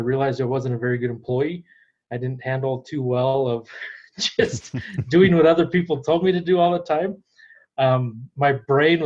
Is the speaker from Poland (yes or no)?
no; Albuquerque, New Mexico, United States; moved away as an adult; now in Colorado, United States; We grew up in Albuquerque, New Mexico